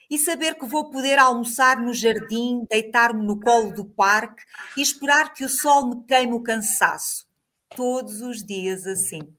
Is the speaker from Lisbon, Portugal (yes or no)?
no; Moncorvo, Bragança District, Portugal; now in Azores, Portugal; Eh, nasci em Moncorvo.